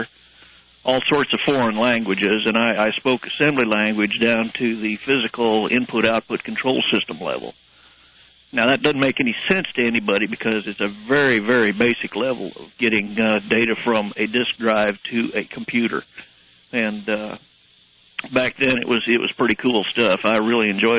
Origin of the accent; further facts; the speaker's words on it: La Porte, Colorado, United States; I grew up in La Porte, Colorado